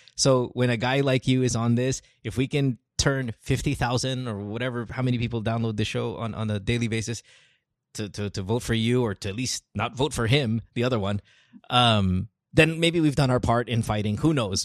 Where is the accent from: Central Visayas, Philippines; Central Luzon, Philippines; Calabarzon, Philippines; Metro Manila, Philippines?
Central Luzon, Philippines; moved away as an adult; now in United States; I grew up in Bulacan